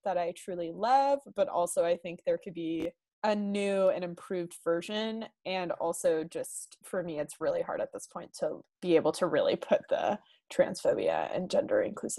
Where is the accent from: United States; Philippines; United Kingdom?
United States; the South; We're also from the South. We don't know anything. Our public school system is trash.